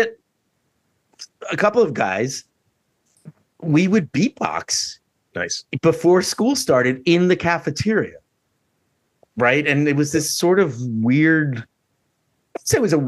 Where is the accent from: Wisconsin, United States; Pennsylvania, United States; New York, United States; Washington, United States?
New York, United States; New York City; also born or lived in Hato Rey, San Juan, Puerto Rico; now in Boston, United States; I grew up in Puerto Rico until my parents split when I was like first or second grade, and moved to the Bronx